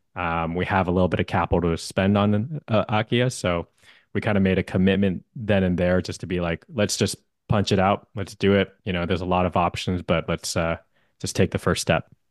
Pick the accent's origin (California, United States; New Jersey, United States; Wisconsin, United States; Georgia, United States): California, United States; Bay Area; also born or lived in Hawaii; I'm born and raised in the Bay Area.